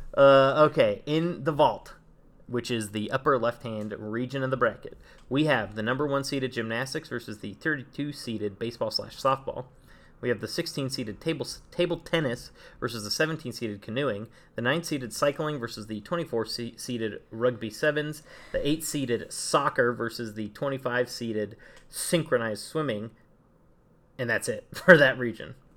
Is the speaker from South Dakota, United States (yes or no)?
no; Saratoga, California, United States; I'm from, I'm from Saratoga, California.